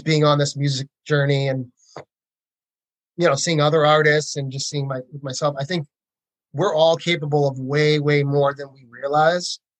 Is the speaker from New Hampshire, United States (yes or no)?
no; Massachusetts, United States; moved away as an adult; now in Nashville, United States; I grew up in Massachusetts